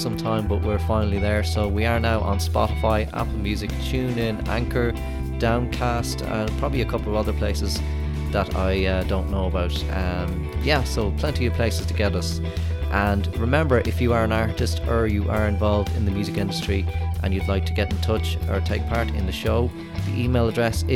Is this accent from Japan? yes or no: no; Roscommon, Connacht, Ireland; now in Dublin, Ireland; I'm from Roscommon myself, so a bit further west.